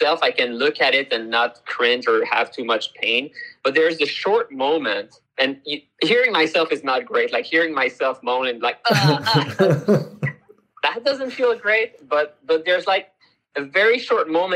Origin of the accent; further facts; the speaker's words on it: Canada; moved away; I'm originally from Canada